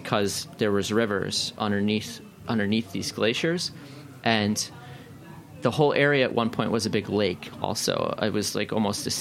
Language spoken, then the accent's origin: English; Hammondsport, New York, United States; I grew up in Hammondsport, which is on Keuka Lake with a K